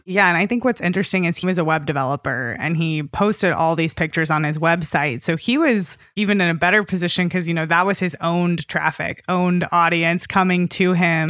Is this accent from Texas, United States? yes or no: yes; Austin, Texas, United States; I'm from Austin, and we have a ton of mosquitoes, too